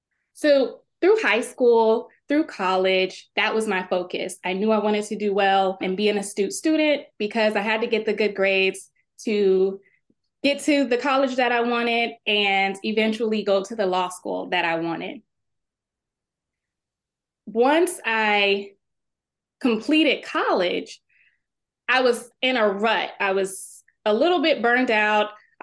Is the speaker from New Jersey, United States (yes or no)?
no; Texas, United States; I was at the time working at the Texas State Capitol. I'm from Texas, and I had graduated from college.